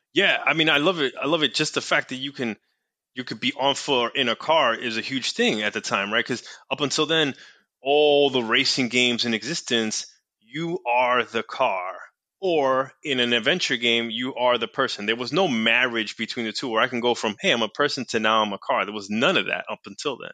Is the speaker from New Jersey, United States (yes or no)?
no; New York City, New York, United States; I grew up in New York City, went to school in New York City